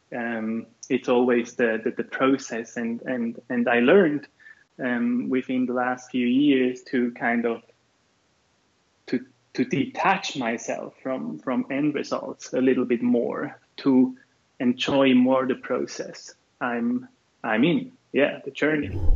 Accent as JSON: {"language": "English", "country": "Switzerland", "said": "I'm from Switzerland"}